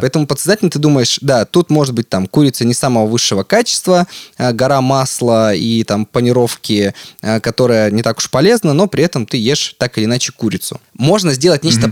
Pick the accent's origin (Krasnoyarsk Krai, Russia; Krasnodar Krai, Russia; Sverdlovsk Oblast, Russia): Sverdlovsk Oblast, Russia; Yekaterinburg; которое мы делали здесь в Екатеринбурге, а я из Екатеринбурга.